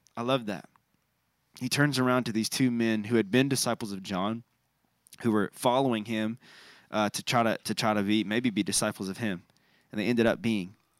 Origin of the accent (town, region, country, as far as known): United States